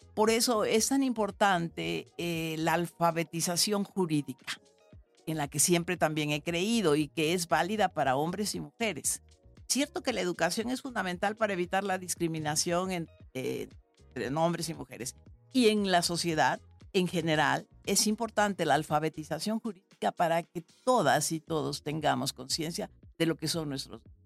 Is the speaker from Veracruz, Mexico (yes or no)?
yes; San Andrés Tuxtla, Veracruz, Mexico; also born or lived in Xalapa, Veracruz; yo tuve el privilegio de hacer la primaria en la primera escuela activa de América Latina que fundó en San Andrés Tuxtla, Veracruz, de donde soy originaria